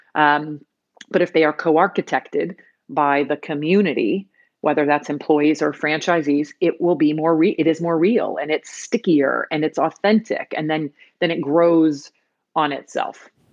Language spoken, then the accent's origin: English; United States; first language English; I was born in the United States, and English is my first language